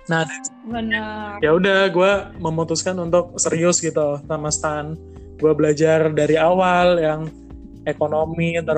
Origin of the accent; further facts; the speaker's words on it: Jember, East Java, Indonesia; sedangkan gue kan dari Jember kalau mau ke Jember Surabaya itu kan butuh biaya gitu loh